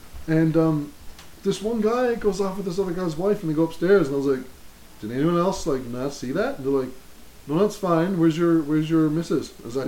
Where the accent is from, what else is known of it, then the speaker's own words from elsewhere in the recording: Labrador City, Newfoundland and Labrador, Canada; I was like, hey, I'm from Lab City. I live on Wabash. I'm living there right now. They're like, oh, cool. What are you, how old are you? And I was like, I'm 28